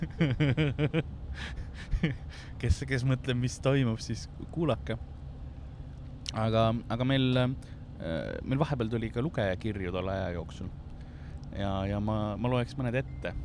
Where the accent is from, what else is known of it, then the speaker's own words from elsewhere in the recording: Tallinn, Harju County, Estonia; meil oli yeah. Soome televisioon ka Tallinnas ja siis ma õppisin soome keele